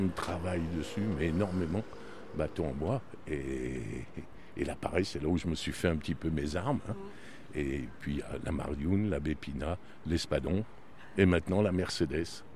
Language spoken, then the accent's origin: French; Lyon, Auvergne-Rhône-Alpes, France; moved away as an adult; now in Marseille, France; je suis lyonnais